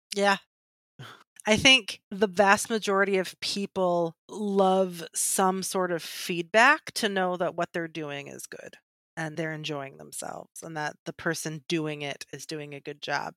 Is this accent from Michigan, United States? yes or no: yes; Michigan, United States; I'm from Michigan and like car capital